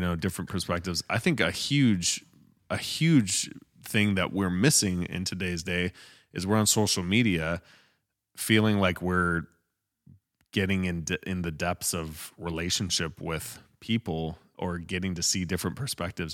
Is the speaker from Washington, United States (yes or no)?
no; Michigan, United States; moved away as an adult; also born or lived in Utah; when we moved to Michigan, um, we came from U, we, well, I grew up here, but we moved from Utah to Michigan